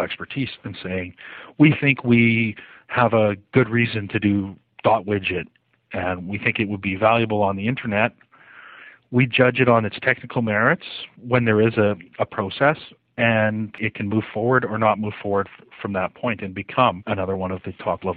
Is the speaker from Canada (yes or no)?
yes; Canada; I'm Canadian